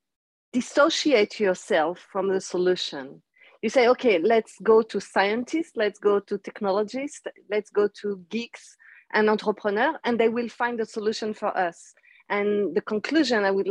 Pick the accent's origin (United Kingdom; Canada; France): France; now in Israel; I was born in France